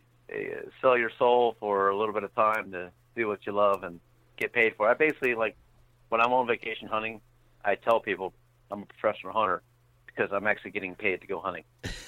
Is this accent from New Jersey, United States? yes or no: yes; New Jersey, United States; Born and raised South Jersey. I have to say South Jersey because North Jersey, people think New York City, but we're South Jersey, farmland, lots of woods.